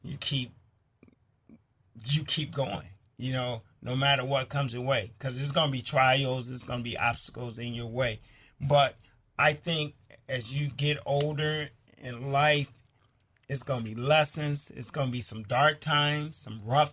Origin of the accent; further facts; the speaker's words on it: Chicago, Illinois, United States; I'm from Chicago, the South Side